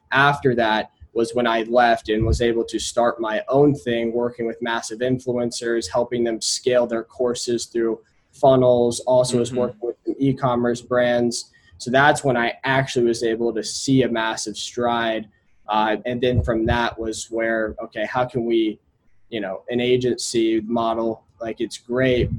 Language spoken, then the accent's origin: English; Indianapolis, Indiana, United States; I grew up in Indianapolis, Indiana.